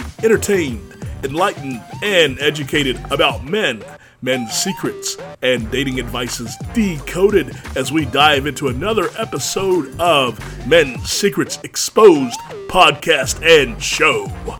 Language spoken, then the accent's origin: English; United States; because we're from America